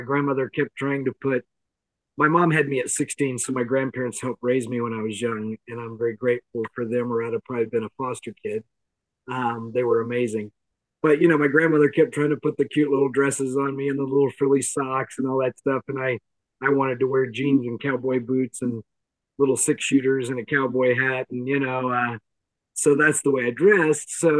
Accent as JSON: {"language": "English", "region": "the Bible Belt in the South", "country": "United States", "tie": "born or raised there", "said": "I grew up in the Bible Belt in the South"}